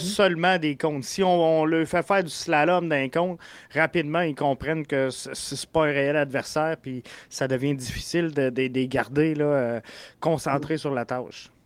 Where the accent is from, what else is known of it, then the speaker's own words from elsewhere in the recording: Quebec City, Quebec, Canada; je viens de Québec